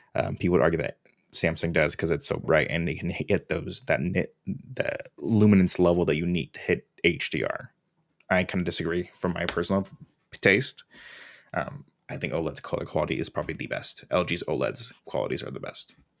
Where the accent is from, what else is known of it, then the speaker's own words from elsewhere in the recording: Orange County, California, United States; I'm from Orange County